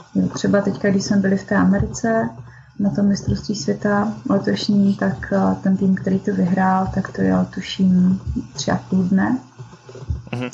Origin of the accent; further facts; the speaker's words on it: Šumperk, Olomouc Region, Czechia; jsem ze Šumperka